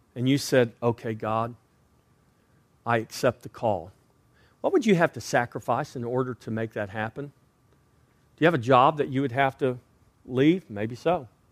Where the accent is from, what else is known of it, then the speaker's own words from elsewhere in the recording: Texas, United States; I was born and raised in Texas